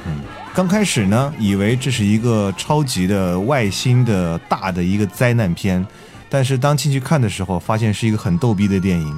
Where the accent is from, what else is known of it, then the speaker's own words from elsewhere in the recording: China; 还是我们中国人在营救中起了多大的作用